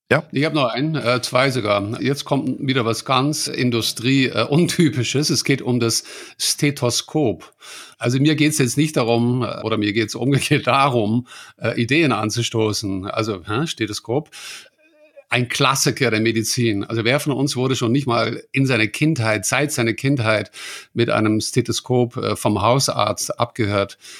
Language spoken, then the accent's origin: German; Netherlands; German is a second language; ich als Holländer